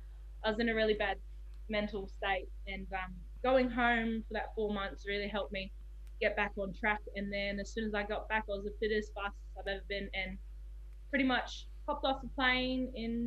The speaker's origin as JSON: {"language": "English", "town": "Sydney", "region": "New South Wales", "country": "Australia", "tie": "born there", "said": "So I was born in Sydney, and that's my reason."}